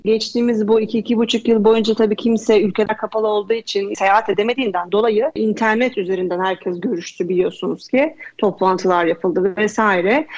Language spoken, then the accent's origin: Turkish; Istanbul, Turkey; moved away; also born or lived in Bodrum; Aslen İstanbulluyum. Etiler'de büyüdüm